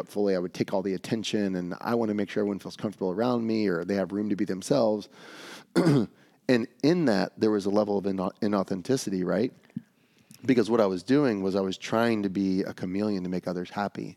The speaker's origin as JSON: {"language": "English", "town": "Atlanta", "region": "Georgia", "country": "United States", "tie": "born or raised there", "said": "growing up in Atlanta"}